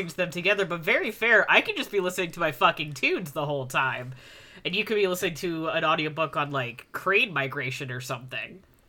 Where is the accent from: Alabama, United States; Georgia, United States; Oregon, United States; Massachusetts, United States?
Oregon, United States; I'm from Oregon.